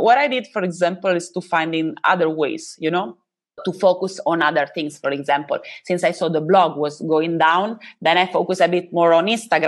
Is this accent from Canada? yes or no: no; Italy; I'm from Italia